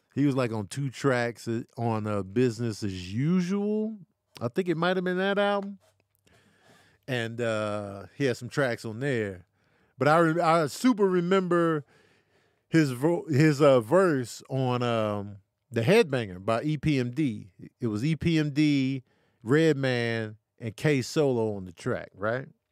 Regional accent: Grand Rapids, Michigan, United States; I was born in Grand Rapids, Michigan, raised here

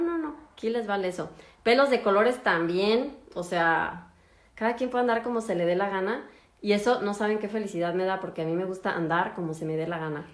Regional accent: Mexico; moved away as an adult; now in Germany; soy de México

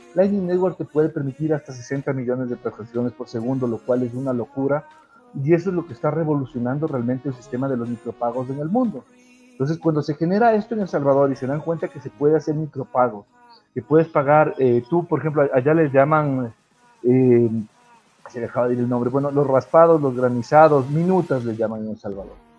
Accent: Ecuador; yo soy ecuatoriano, como bien lo mencionaste, yo, he tenido la suerte de crear algunas empresas en mi país

